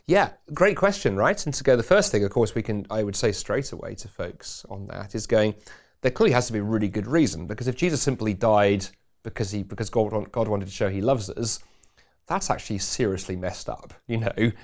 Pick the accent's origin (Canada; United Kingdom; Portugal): United Kingdom; England; now in Scotland; being an Englishman